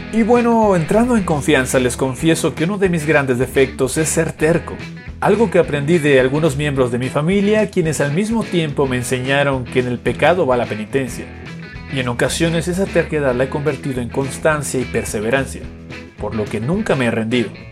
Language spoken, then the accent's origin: Spanish; Cancún, Quintana Roo, Mexico; desde muy pequeño mi familia se mudó a esta ciudad del Caribe mexicano